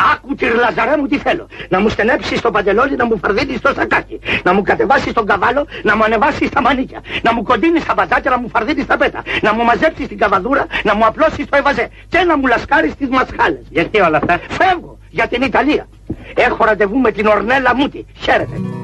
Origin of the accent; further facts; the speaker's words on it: Greece; moved away; also born or lived in United States; εδώ στην πατρίδα μου